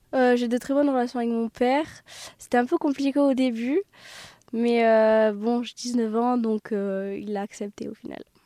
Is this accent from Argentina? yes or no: no; Pau, Nouvelle-Aquitaine, France; je suis originaire de Pau